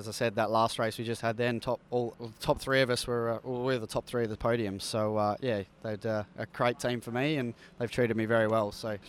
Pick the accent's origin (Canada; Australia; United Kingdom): Australia; North Fremantle, Western Australia; now in Melbourne, Australia; I'm from the North Fremantle area, so up near the coast, which is good.